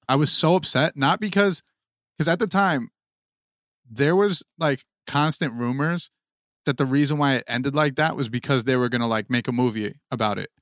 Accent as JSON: {"language": "English", "region": "New Jersey", "country": "United States", "said": "we are from Jersey"}